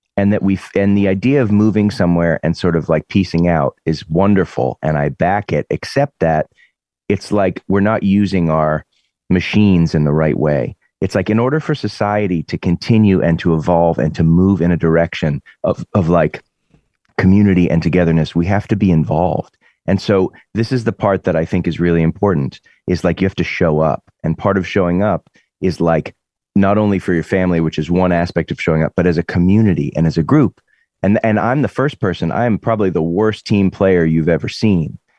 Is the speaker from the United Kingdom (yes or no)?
no; Lexington, Massachusetts, United States; moved away as an adult; also born or lived in Boston; now in California, United States; growing up in Lexington, where the revolution happened